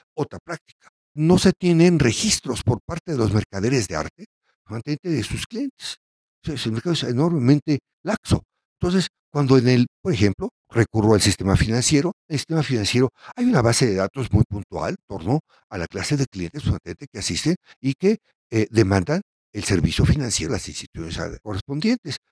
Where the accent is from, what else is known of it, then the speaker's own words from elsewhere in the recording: Mexico; veamos como mexicanos